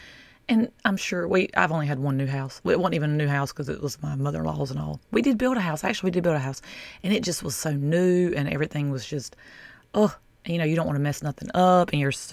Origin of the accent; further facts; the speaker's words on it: the South, United States; I'm from the South